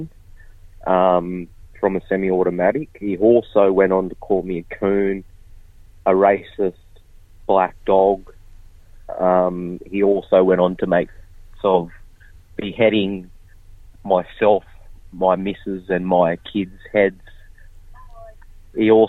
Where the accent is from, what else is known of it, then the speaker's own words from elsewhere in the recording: Kempsey, New South Wales, Australia; my hometown, Dungati Country in Kempsey, New South Wales